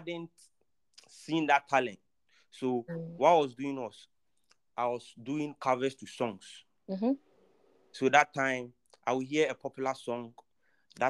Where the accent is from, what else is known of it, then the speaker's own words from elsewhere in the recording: Kumasi, Ashanti, Ghana; Actually, I'm from Kumasi. I was born and bred in Kumasi